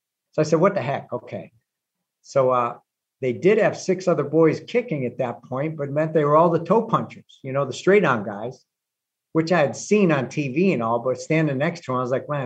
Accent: Cleveland, Ohio, United States; I grew up in Cleveland

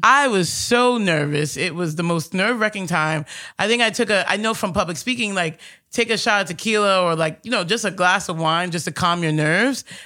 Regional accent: New York City, New York, United States; Growing up here in Astoria

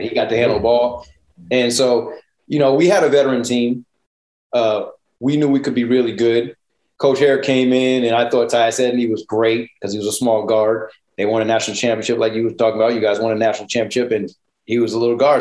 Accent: Connecticut, United States; I'm from Connecticut

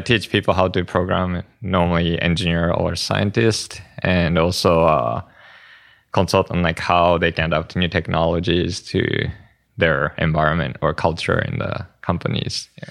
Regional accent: Japan; moved away; I'm from Japan

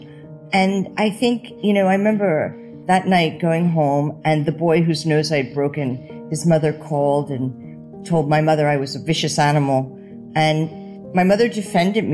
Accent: New Jersey, United States; moved away as an adult; also born or lived in London, United Kingdom / Paris, France; I grew up in New Jersey and I went to a Catholic school

